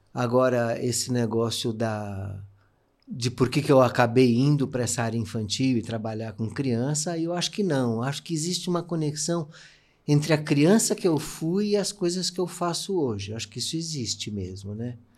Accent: São Paulo, Brazil; eu nasci na Teodoro Sampaio, que é uma rua hipercomercial. Minha mãe tinha uma loja lá de relógios

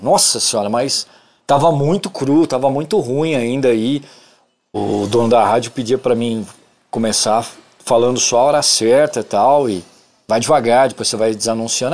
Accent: São Paulo, Brazil; also born or lived in Bebedouro / Ribeirão Preto; now in Uberaba, Brazil; eu sou nascido em São Paulo, capital. Morei lá até 1989, né? Sou paulistano da Gema

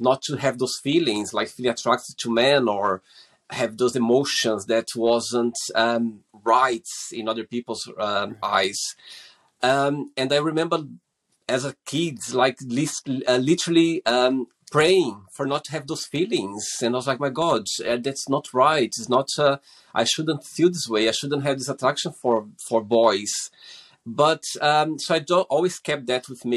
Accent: Brazil; moved away as an adult; also born or lived in Portugal; now in London, United Kingdom; I'm originally from Brazil, but I've been living in the UK, in London, for the last 16 years.

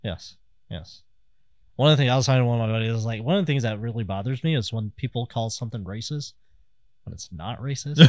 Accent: Kansas City, Missouri, United States; I'm from Kansas City

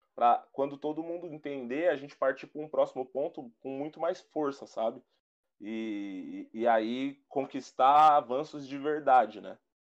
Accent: Brazil; eu aqui sou brasileiro e me acho branco

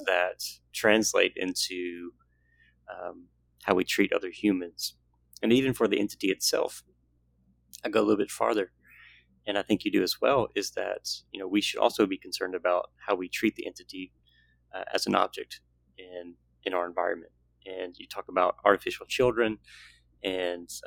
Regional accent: the South, United States; growing up in the South

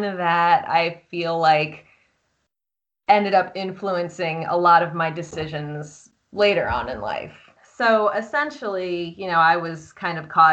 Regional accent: Columbia, Maryland, United States; moved away as an adult; also born or lived in Washington, D.C. / North Carolina / Virginia / Boston; now in Austin, United States; I am Columbia, Maryland, born and raised

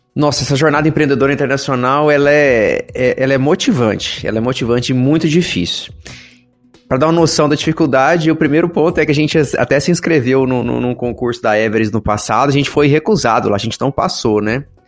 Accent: Brazil; como brasileiro

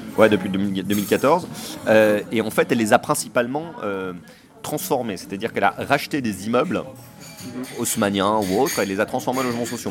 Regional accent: Paris, Île-de-France, France; Moi, je suis un Parisien, j'ai des racines parisiennes, je suis un Titi parisien, un Bobo parisien, tout ce que vous voulez, un Parigo

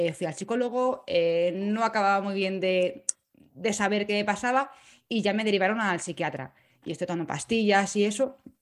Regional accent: Madrid, Community of Madrid, Spain; moved away; also born or lived in Salamanca / Bremen; nací en Madrid

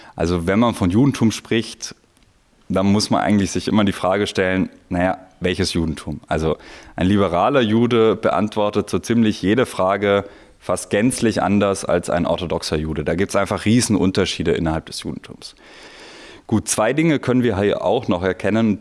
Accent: Italy; now in Vienna, Austria; ich bin in Italien zur Schule gegangen

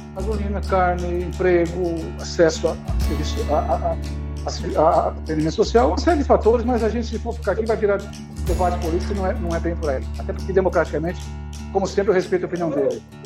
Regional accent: Brazil; sou brasileiro, apesar de pesar, me orgulho disso

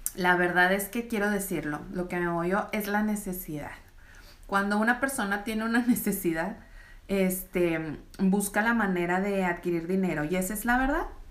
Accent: Reynosa, Tamaulipas, Mexico; soy de Tamaulipas, soy de Reynosa

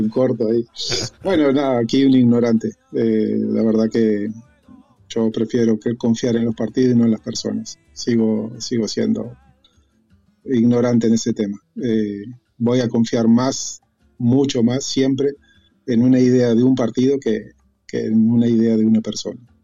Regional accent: Uruguay; moved away as an adult; now in Spain; yo, soy uruguayo

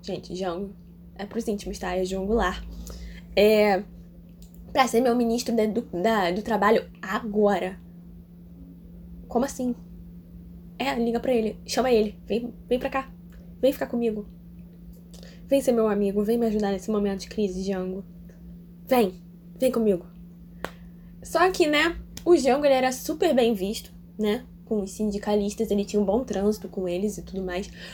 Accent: Brazil; Eu sou brasileira

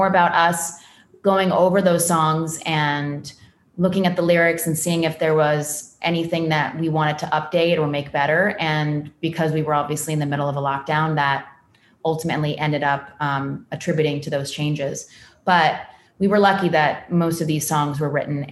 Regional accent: California, United States; born or raised there

